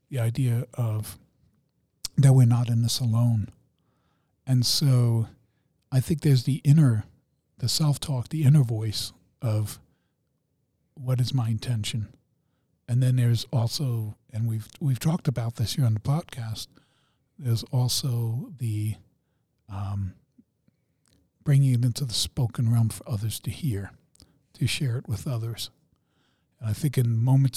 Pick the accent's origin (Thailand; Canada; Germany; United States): Germany; I'm German